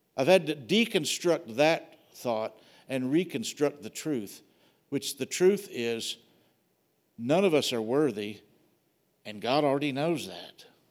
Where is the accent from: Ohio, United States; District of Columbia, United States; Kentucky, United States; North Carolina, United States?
Kentucky, United States; Wilmore; moved away; The church I grew up in was in Wilmore, Kentucky